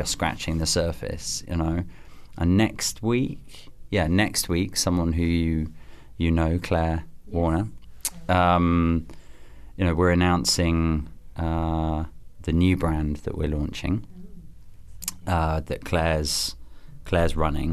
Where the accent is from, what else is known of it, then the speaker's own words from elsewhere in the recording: England, United Kingdom; being English